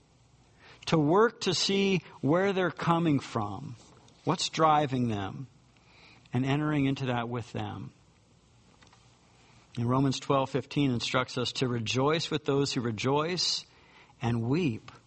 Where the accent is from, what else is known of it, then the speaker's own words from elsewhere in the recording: United States; us being Americans